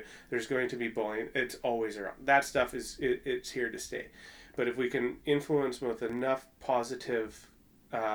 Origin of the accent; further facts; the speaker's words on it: Prince George, British Columbia, Canada; moved away as an adult; now in Edmonton, Canada; most of my childhood was outside of Prince George in a real small community called Salmon Valley.